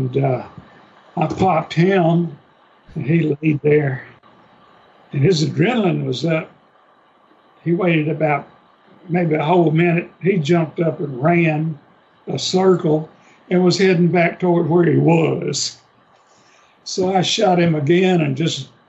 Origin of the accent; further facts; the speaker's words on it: Gibson County, Tennessee, United States; I grew up in Gibson County, Tennessee. It's in the western part